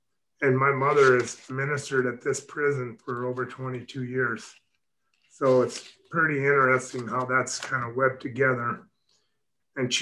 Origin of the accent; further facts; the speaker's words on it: Mitchell, South Dakota, United States; also born or lived in Texas; I actually journeyed back to my hometown in Mitchell, South Dakota, and started my shop.